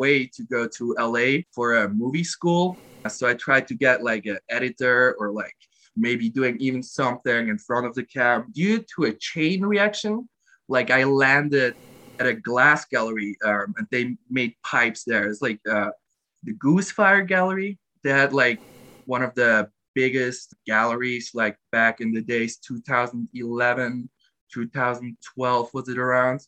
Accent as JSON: {"language": "English", "region": "Glarus", "country": "Switzerland", "said": "I'm from Switzerland. I live in Molis-Glarus. That's the state."}